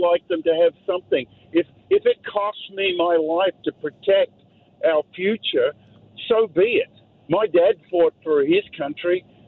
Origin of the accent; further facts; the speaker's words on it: Australia; now in New Westminster, Canada; I grew up in Australia